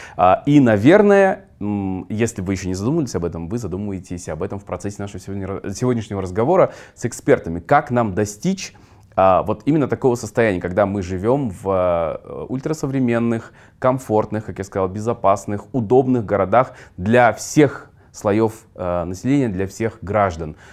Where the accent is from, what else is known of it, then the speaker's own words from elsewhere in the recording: Kyzylorda, Kyzylorda Region, Kazakhstan; moved away; Я вырос э, в Казларде, тоже в микрорайонах, в нескольких мы жили.